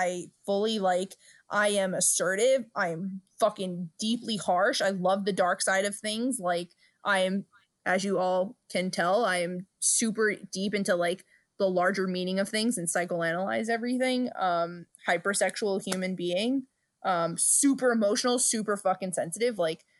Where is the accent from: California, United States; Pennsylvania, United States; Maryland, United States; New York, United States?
New York, United States; Brooklyn; We're two broads from Brooklyn.